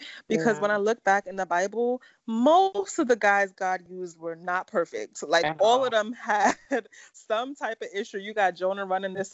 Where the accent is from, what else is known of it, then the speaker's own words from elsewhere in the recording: Nigeria; we're Nigerian